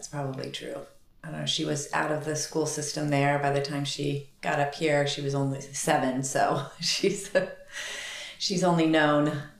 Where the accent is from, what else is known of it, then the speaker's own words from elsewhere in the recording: California, United States; now in Southern Oregon, United States; I come from California.